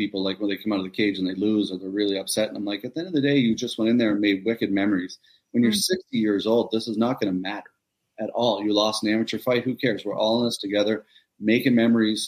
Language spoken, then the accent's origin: English; Nova Scotia, Canada; my hometown is where this event is. And it's a little tiny community of 3,000 people